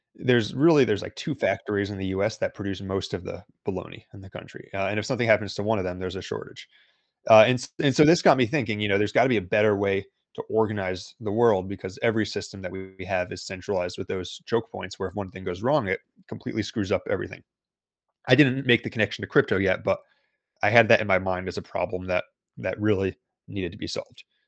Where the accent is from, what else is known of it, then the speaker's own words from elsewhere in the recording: United States; I'm from the United States.